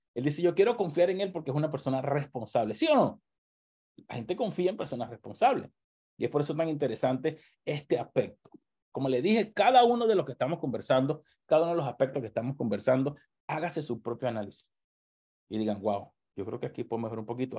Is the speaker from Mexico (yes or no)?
no; Venezuela; moved away